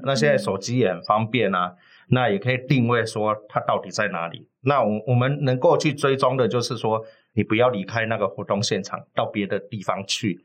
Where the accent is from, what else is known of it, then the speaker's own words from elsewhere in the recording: Kaohsiung, Taiwan; now in Taipei, Taiwan; 我来自高雄哈，是北漂七年